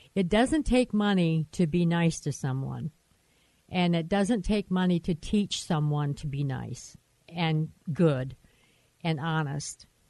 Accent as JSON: {"language": "English", "region": "Michigan", "country": "United States", "moved": "as an adult", "said": "I was from Michigan so we met in Michigan. We moved out here right like a month after we got married"}